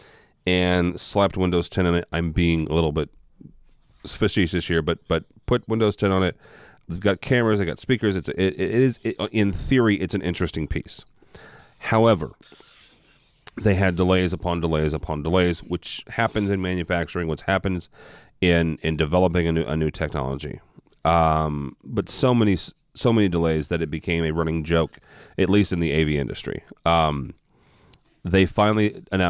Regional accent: Midwest, United States; I'm from the Midwest

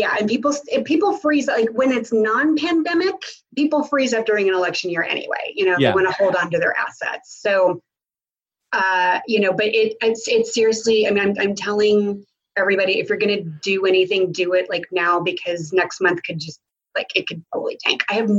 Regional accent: Tulsa, Oklahoma, United States; You know, I'm from Tulsa.

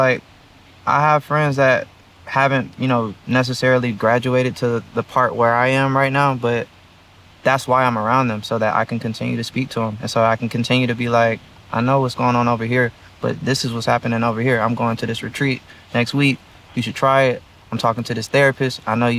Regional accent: Atlanta, Georgia, United States; also born or lived in Baltimore; I come from Atlanta. I come from Baltimore.

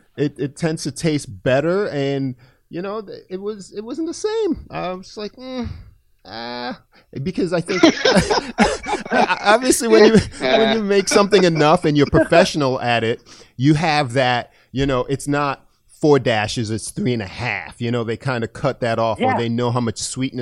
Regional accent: Antigua & Barbuda; I'm from Antigua, a small island in the Caribbean.

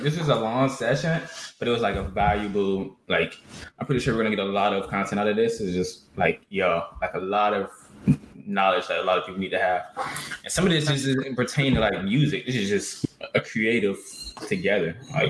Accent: Atlanta, Georgia, United States; I'm from Atlanta and I can, creatives.

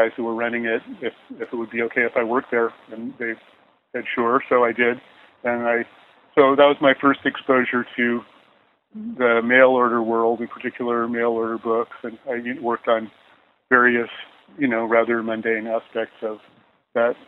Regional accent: Menlo Park, California, United States; also born or lived in Seattle / Los Angeles; I grew up in Menlo Park. That's where we moved when I was about 10 years old, and we stayed there till I moved off to college.

